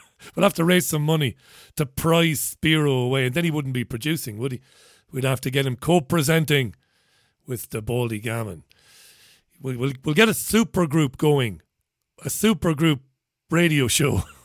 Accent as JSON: {"language": "English", "town": "Waterford", "region": "Munster", "country": "Ireland", "tie": "born or raised there", "also_born_or_lived": "Spain", "moved": "yes", "lives_now": "England", "said": "I was born in Waterford"}